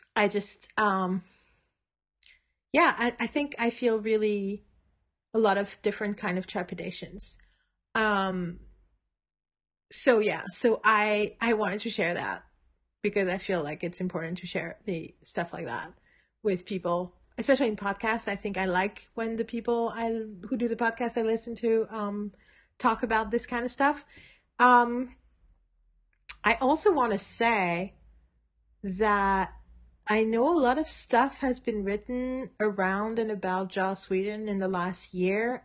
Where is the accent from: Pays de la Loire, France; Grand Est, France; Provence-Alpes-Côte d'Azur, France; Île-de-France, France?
Île-de-France, France; Paris; moved away; in Paris where I was in high school in ninety-seven